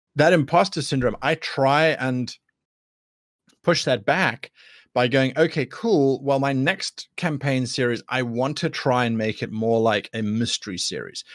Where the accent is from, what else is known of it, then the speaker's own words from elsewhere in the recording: South Africa; I am from South Africa